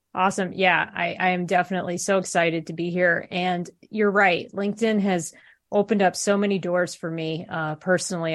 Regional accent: Columbus, Ohio, United States; moved away as an adult; I'm originally from Columbus, Ohio

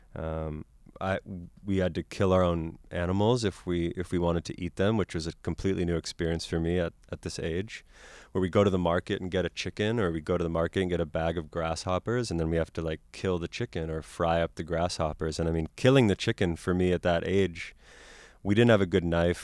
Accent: Boston, Massachusetts, United States; moved away; also born or lived in Cameroon; growing up in Boston

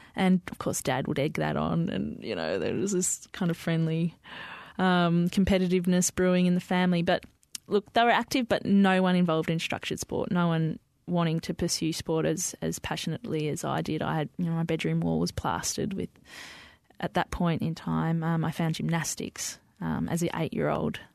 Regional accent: Melbourne, Victoria, Australia; also born or lived in Diggers Rest; I grew up in the western suburbs of Melbourne, Sunshine, Footscray, and then, um, we moved to a property out in Diggers Rest where mum and dad still live.

